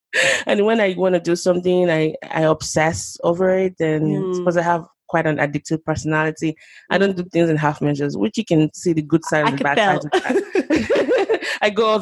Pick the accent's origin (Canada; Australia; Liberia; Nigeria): Nigeria; Lagos; moved away as an adult; also born or lived in Oklahoma; now in United States; I grew up in Nigeria, Lagos, Nigeria, to be precise. Spent the first 2 decades of my life there